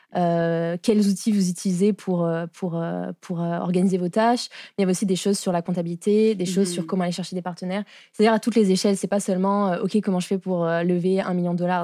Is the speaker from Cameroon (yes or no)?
no; France; accent: French; moved away as an adult; now in Montreal, Canada; je suis arrivée à Montréal en 2019, puisque ça s'entend à mon accent, je suis française.